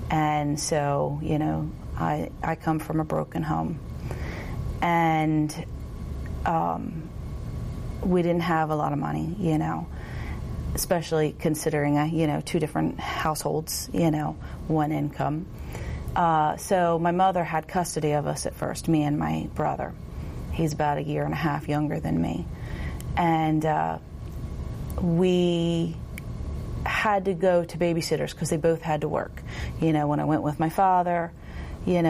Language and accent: English; Millville, United States; I am from Millville, and no, I was not born into a Christian home